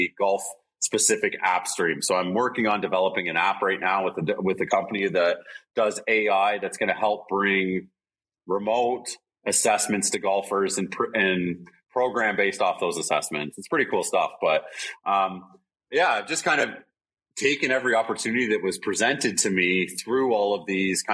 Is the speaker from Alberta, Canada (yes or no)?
yes; Alberta, Canada; also born or lived in Brantford, Ontario; now in Hamilton, Canada; So I was born in Alberta. I was born there.